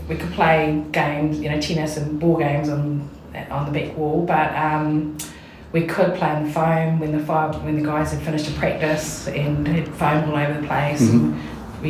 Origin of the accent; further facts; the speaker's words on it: Dunedin, Otago, New Zealand; I was born in Dunedin and we grew up on a fire station.